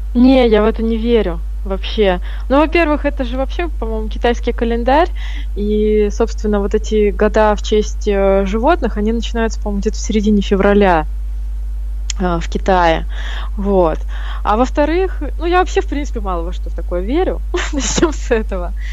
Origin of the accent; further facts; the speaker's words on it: Kamchatka Krai, Russia; now in Saratov, Russia; родилась на Камчатке и выросла там, и мои родители там живут